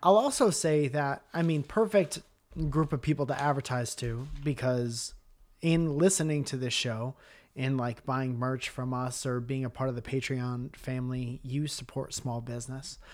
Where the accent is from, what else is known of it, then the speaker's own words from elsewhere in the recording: Milford, Connecticut, United States; moved away as an adult; also born or lived in Boston / Stamford, Connecticut; we'd moved out of our hometown. But in Milford, Connecticut